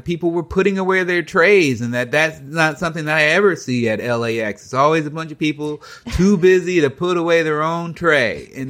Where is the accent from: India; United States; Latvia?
United States; I'm a grown adult. I'm an American.